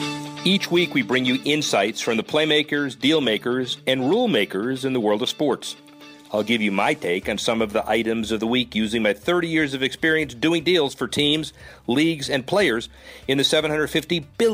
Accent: Florida, United States; I'm from Florida.

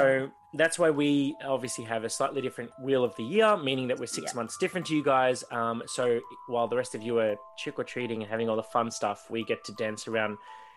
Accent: the Garden State, Victoria, Australia; obviously I'm from the Garden State.

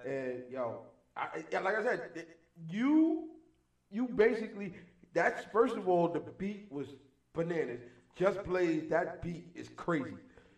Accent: New York City, New York, United States; I rep my borough every day of the week. Southside, Jamaica, Queens

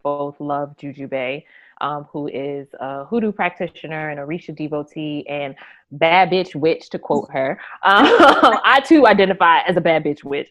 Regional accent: United States; I'm American

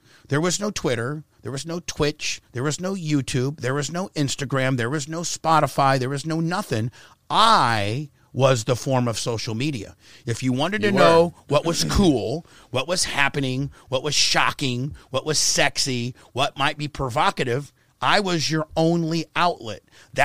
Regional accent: Warsaw, Indiana, United States; I was from Warsaw, Indiana, and, like, weed was a gateway drug.

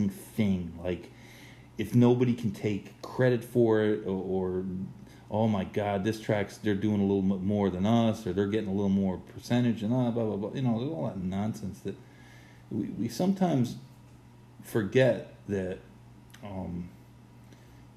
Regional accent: United States; As an American

